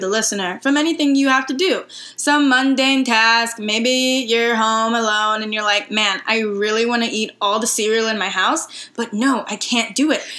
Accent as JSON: {"language": "English", "region": "Missouri", "country": "United States", "said": "we hail from the land of the Midwest"}